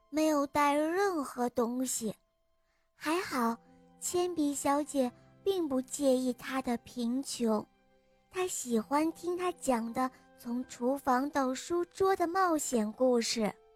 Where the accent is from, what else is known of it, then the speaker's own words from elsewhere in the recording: Shenyang, Liaoning, China; 我来自沈阳，我今年五岁了。